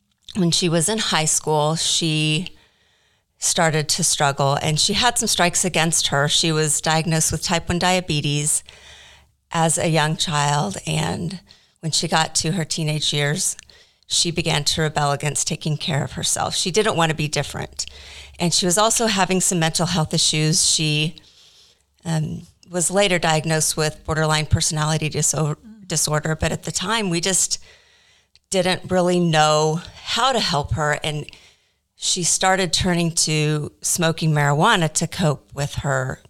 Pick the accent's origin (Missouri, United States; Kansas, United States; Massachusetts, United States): Kansas, United States; Wichita; I was born and raised in Wichita, Kansas